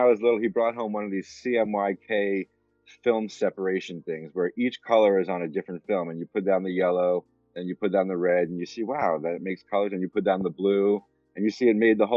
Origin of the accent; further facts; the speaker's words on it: New York, United States; moved away; also born or lived in Medford, Massachusetts; I grew up in New York